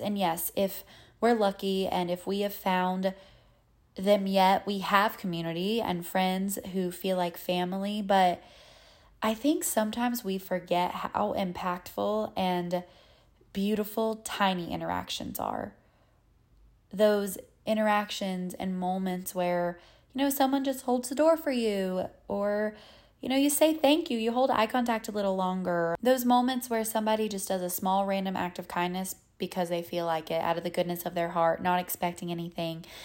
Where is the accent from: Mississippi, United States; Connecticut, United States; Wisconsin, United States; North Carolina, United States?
North Carolina, United States; accent: Southern; moved away as an adult; now in New York City, United States; I'm from North Carolina.